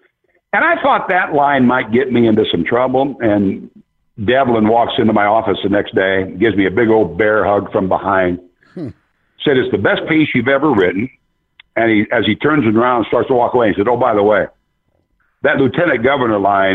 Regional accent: Iowa, United States; I grew up in Iowa

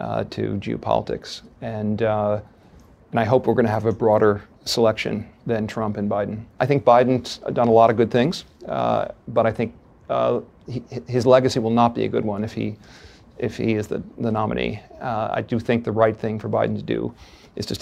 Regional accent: Chappaqua, New York, United States; I grew up in Chappaqua, New York.

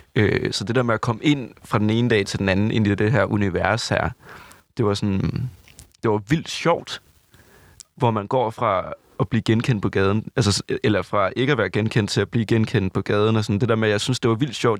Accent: Southern Jutland, Southern Denmark, Denmark; Jeg er fra Vøgens, lille Sønderjylland

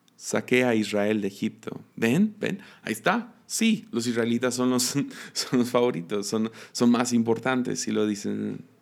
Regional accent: Mexico; como mexicanos

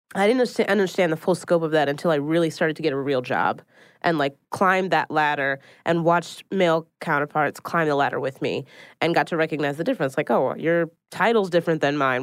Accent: Philadelphia, Pennsylvania, United States; now in New York City, United States

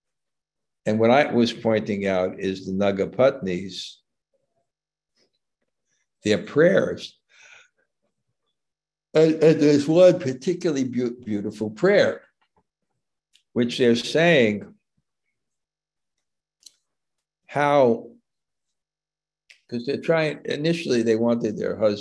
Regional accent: New York City, New York, United States; moved away; when I grew up in Brooklyn

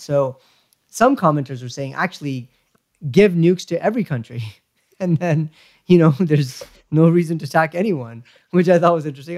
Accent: United States

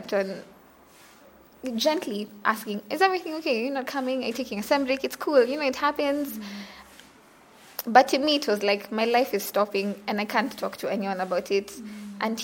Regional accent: Western Equatoria, South Sudan; I come from South Sudan. In like Zandit, Western Equatoria.

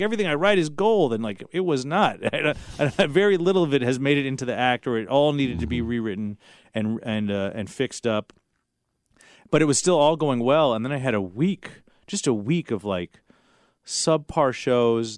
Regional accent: Los Angeles, California, United States; I grew up in Los Angeles

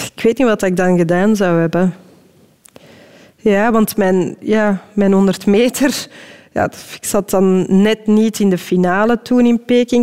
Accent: Belgium; als Belg

